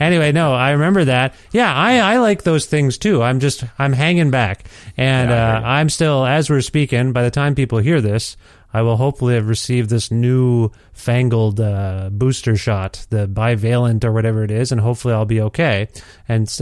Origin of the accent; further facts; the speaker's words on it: Cambridge, Ontario, Canada; now in Alberta, Canada; The city of Cambridge, Ontario, where I came up